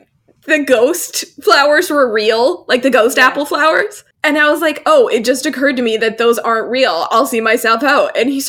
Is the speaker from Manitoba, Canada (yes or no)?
no; Alberta, Canada; don't mock my accent that somehow randomly comes across, even though I'm from Alberta and shouldn't have one.